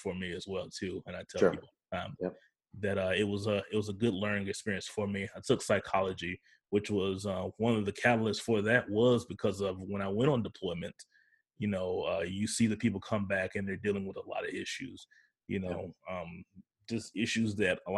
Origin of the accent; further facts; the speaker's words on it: United States; I'm from 45 minutes away from Florida State University